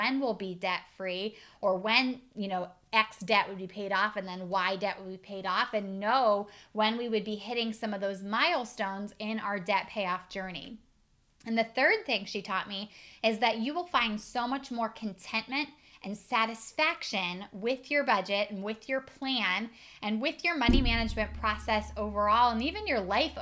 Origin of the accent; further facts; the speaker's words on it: Northeast Ohio, United States; I'm from Northeast Ohio.